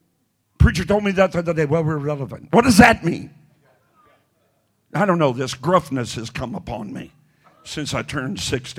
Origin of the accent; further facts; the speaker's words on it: the South, United States; because I'm from the South, and people in the South, you know, it's the Bible Belt, and we go to church.